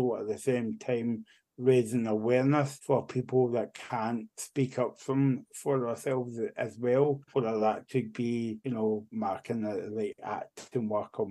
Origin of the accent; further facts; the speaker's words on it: Barrhead, Scotland, United Kingdom; I'm actually from Barrhead, so that's like 20 minutes away from Glasgow. I've always been born and bred in Barrhead